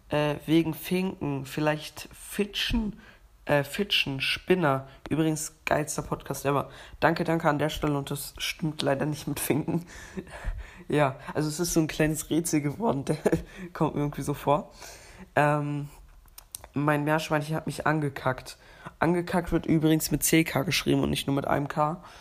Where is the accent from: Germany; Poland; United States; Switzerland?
Switzerland; Und ja, ich bin ja Schweizer, also ich habe eine Schweizer Staatsangehörigkeit und bin auch äh, ein bisschen Schweizer.